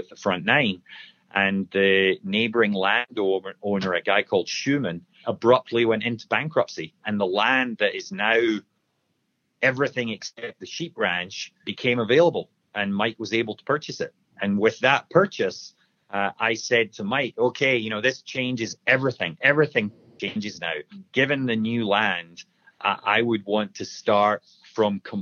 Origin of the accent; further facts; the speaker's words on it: Scotland, United Kingdom; I'm a Scotsman